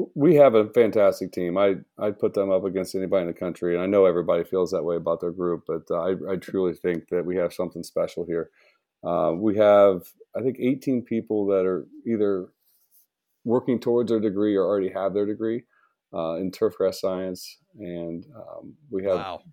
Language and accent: English; about an hour south of Columbus, Ohio, United States; also born or lived in Toledo area, Ohio; I grew up about an hour south of Columbus, so I, I grew up in a small farming town